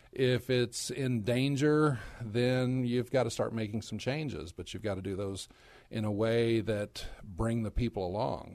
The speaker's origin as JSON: {"language": "English", "area": "Dallas-Fort Worth area", "region": "Texas", "country": "United States", "tie": "born or raised there", "also_born_or_lived": "Korea", "said": "I'm actually a native Texan. I grew up in the Dallas-Fort Worth area"}